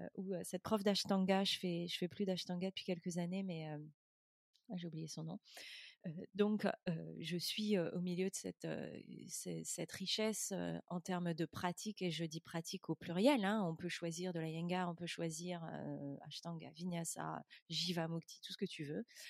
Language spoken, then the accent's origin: French; France; moved away as an adult; also born or lived in London; je suis française slash européenne